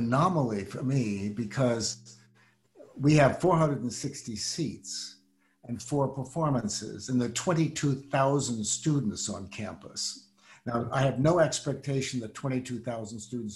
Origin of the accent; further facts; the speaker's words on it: Washington, District of Columbia, United States; I was growing up in Washington, D.C.